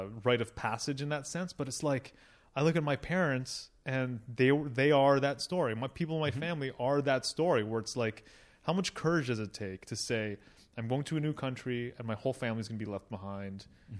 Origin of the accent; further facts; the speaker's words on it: Toronto, Ontario, Canada; born there; I was born in Toronto, and I feel like I'm soft because of it.